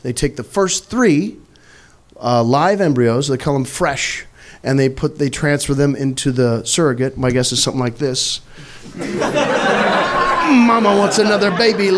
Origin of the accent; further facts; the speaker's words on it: Missouri, United States; I'm from Missouri.